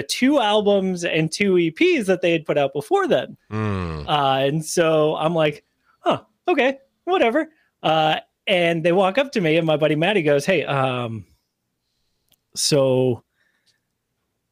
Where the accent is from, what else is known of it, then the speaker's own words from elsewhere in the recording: Northeast, United States; I'm from the Northeast